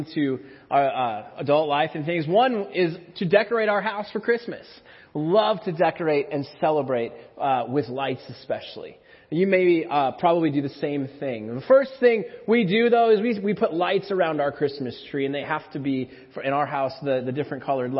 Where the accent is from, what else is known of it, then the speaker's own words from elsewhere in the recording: Minnesota, United States; moved away; also born or lived in McPherson; When I was a kid, growing up in Minnesota